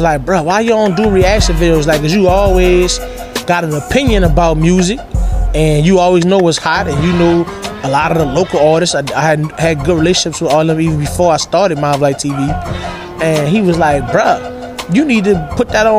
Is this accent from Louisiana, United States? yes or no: yes; New Orleans, Louisiana, United States; I'm from New Orleans